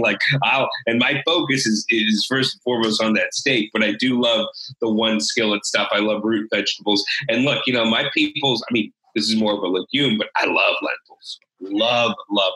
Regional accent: St. Louis, Missouri, United States; now in Austin, United States; I grew up in St. Louis

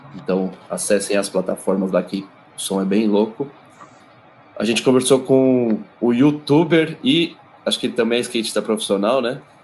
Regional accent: São Paulo, Brazil; pertinho de onde eu morava. Morava do outro lado da Pompeia

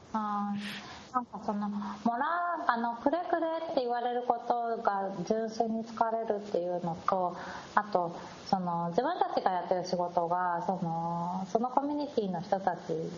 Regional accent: Japan; 私日本で生まれ育って

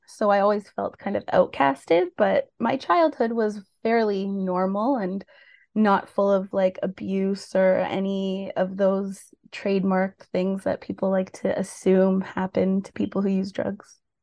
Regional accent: Mississauga, Ontario, Canada; also born or lived in Oakville, Ontario / Brampton, Ontario; now in Port Hope, Canada; I was born in Oakville, Ontario, but grew up in Peel and Mississauga and Brampton my whole life

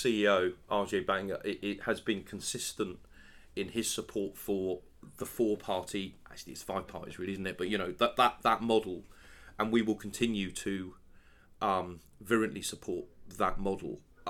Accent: London, United Kingdom; that's the thing that I'm actually most excited about, being a Londoner and working for MasterCard in London.

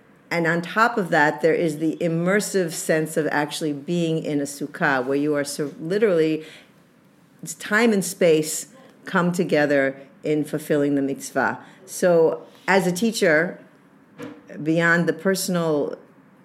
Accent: New England, United States; I'm from New England

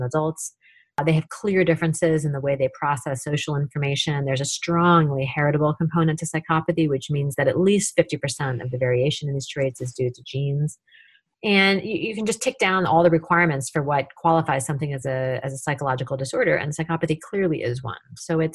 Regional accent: Tacoma, Washington, United States; my hometown of Tacoma, Washington

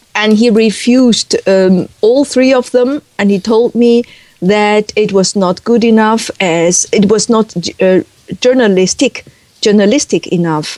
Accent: Beijing, China; English is a second language; moved away as an adult; now in Netherlands; I was born in 1960 in Beijing, and I was educated there

